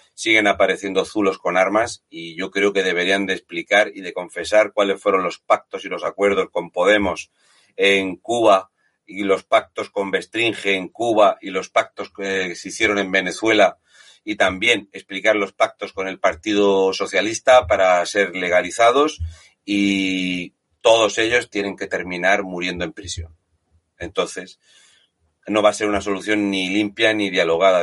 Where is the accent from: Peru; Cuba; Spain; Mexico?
Spain; Fuente Álamo, Region of Murcia; en mi pueblo, en Fuente Álamo